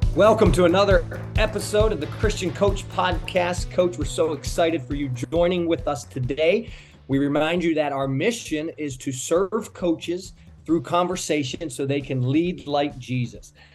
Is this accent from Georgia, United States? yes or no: no; Pittsburgh, Pennsylvania, United States; now in South Florida, United States; I'm from Pittsburgh, and family's important to me as well